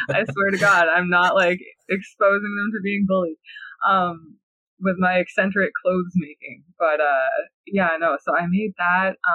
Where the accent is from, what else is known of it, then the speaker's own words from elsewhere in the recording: near Hiawatha First Nation, Ontario, Canada; one of the indigenous communities that's really close to my hometown. He's from Hiawatha First Nation.